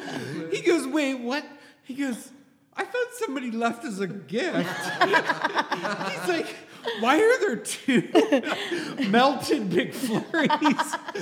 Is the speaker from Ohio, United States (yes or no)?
yes; Youngstown, Ohio, United States; now in Columbus, United States; I'm from Youngstown.